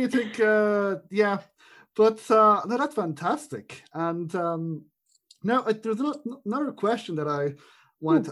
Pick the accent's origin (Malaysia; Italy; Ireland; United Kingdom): Ireland; an Irish person